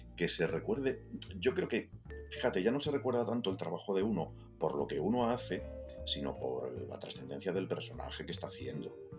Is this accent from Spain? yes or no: yes; Valladolid, Castile and León, Spain; moved away as an adult; now in Madrid, Spain; yo nací en Madrid, de pequeñito nos trasladamos a Valladolid, me crié allí, estudié allí